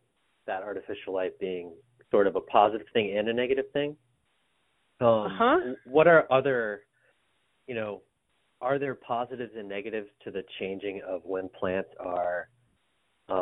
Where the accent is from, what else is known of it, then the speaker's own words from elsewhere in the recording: Lowell, Massachusetts, United States; I'm originally from Lowell, so Walden Pond.